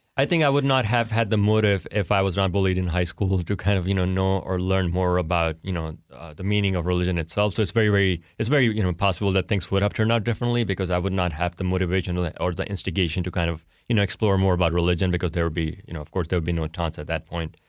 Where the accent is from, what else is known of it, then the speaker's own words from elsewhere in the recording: Pakistan; now in United States; I'm Pakistani